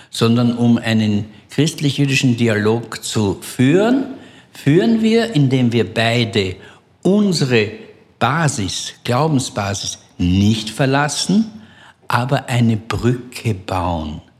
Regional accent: Belgium; er merkt an meiner Aussprache, dass ich ähm, nicht Israeli bin. Und äh, dann habe ich ihm gesagt, ich bin aus Belgien.

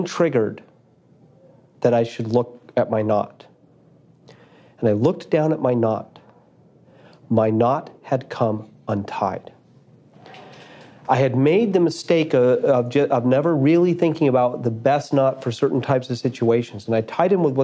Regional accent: Boulder, Colorado, United States; near where I grew up in Boulder.

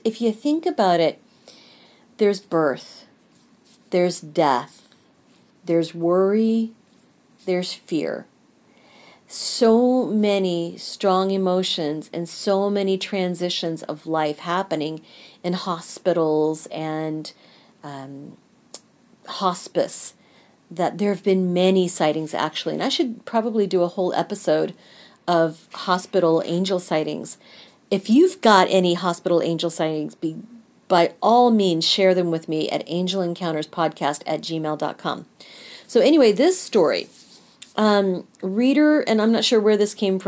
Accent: Kansas City, United States; I am from the Kansas City area

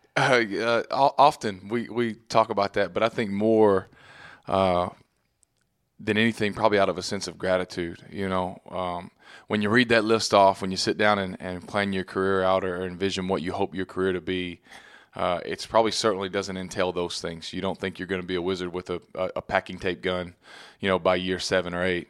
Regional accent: Texas, United States; moved away as an adult; now in New York, United States; growing up in Texas

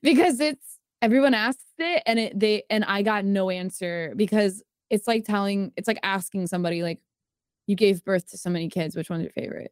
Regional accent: Jupiter, Florida, United States; moved away; I was born in Jupiter, Florida, like the planet, also in the West Palm area

